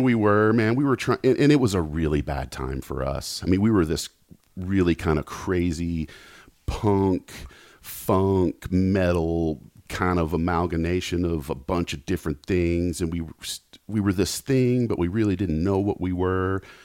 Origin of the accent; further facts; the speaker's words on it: Knoxville, Tennessee, United States; now in Los Angeles, United States; I grew up in Knoxville.